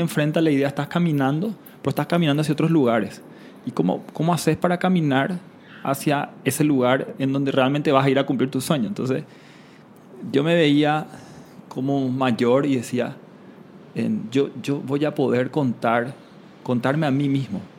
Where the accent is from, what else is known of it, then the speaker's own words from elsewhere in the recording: Paraguay; moved away; also born or lived in Panama; yo donde nací, en Paraguay, un país mediterráneo